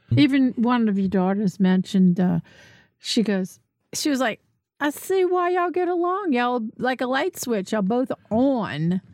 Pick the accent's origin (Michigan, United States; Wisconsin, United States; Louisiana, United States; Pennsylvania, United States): Louisiana, United States; New Orleans; moved away; also born or lived in Metairie; I'm from New Orleans